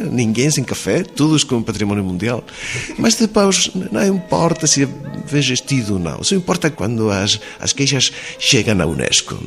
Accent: Spain; first language Spanish; Portuguese is a second language; Os espanhóis temos uma língua foneticamente muito simples.

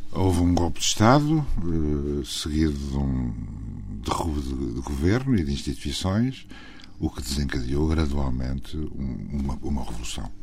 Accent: Trás-os-Montes, Portugal; moved away; Eu sou transmontano

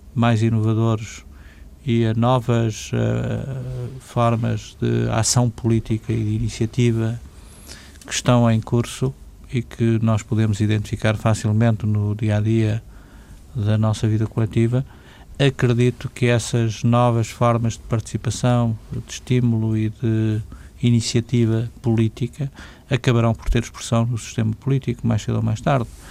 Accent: Portugal

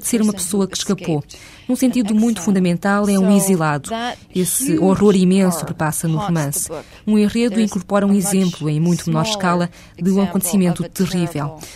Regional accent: Minnesota, United States; O meu segundo romance passava-se numa versão da minha cidade natal, no Minnesota

